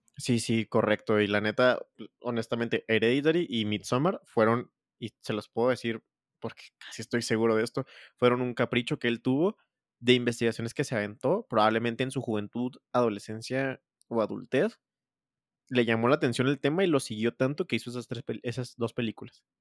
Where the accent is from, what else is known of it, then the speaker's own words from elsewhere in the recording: Mexico; como mexicano